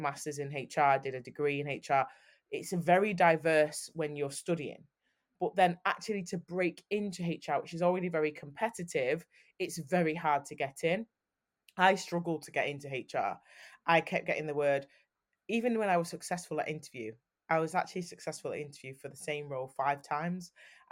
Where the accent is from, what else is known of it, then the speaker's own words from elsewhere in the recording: Manchester, North West England, United Kingdom; I'm from Manchester